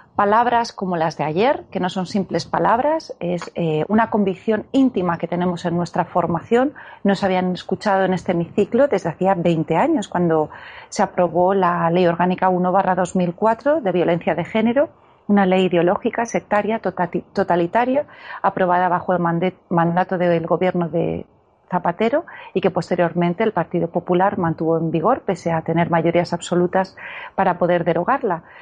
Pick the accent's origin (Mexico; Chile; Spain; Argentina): Spain; Como mujer, como española, como madre